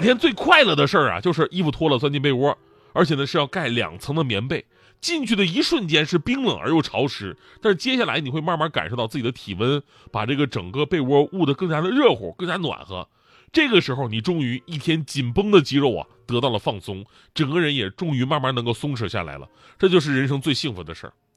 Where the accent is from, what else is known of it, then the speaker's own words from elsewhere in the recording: Northeast China, China; moved away as an adult; also born or lived in Wenzhou; 我们是东北人